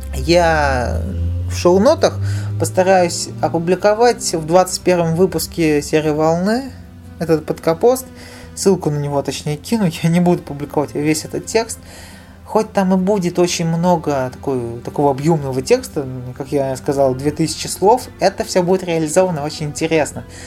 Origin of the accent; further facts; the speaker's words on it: Nizhny Novgorod, Nizhny Novgorod Oblast, Russia; я в Нижнем Новгороде живу